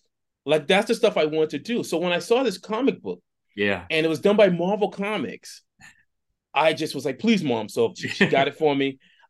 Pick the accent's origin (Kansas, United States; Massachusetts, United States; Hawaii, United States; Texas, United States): Massachusetts, United States; Boston; I grew up in Boston.